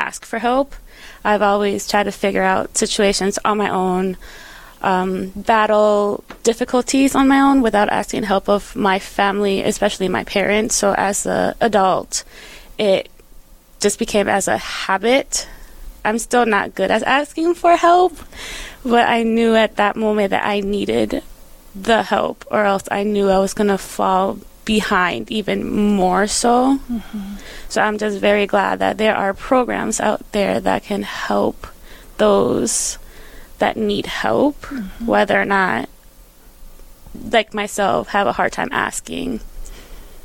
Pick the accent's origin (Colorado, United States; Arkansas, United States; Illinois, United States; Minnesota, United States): Minnesota, United States; St. Paul; moved away as an adult; also born or lived in Puerto Rico; now in Fargo, United States; for 17 years of my life, I grew up in St. Paul, Minnesota.